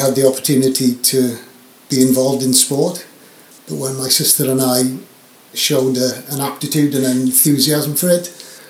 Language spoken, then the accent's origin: English; near Llanelli, South Wales, United Kingdom; moved away as an adult; also born or lived in Loughborough, England; now in Isle of Man; Born and brought up in a little village near Llanelli in South Wales.